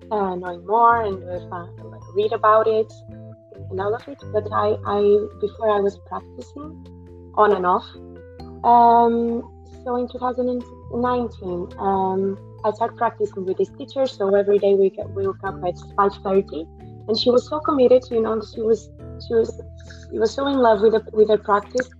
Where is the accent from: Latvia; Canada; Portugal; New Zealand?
Portugal; now in United Kingdom; I'm from Portugal. And now I'm living in the UK right now.